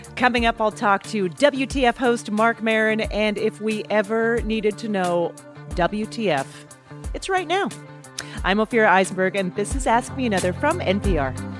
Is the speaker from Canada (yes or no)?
yes; Canada; moved away as an adult; also born or lived in New York; I was a comic from Canada trying to be part of a New York scene